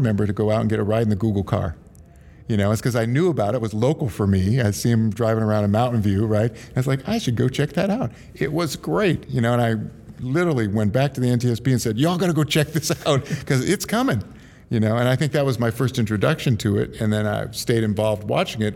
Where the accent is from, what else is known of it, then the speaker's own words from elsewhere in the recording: Silicon Valley / San Francisco area, California, United States; I'm third generation San Francisco. I'm from Silicon Valley